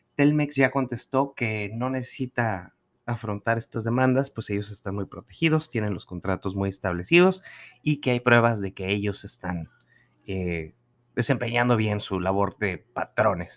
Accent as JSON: {"language": "Spanish", "region": "Nuevo León", "country": "Mexico", "moved": "yes", "said": "como decimos allá en el norte"}